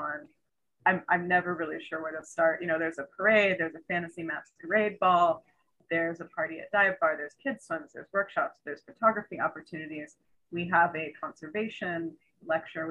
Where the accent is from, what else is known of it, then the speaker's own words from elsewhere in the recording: Hawaii, United States; I was born in Hawaii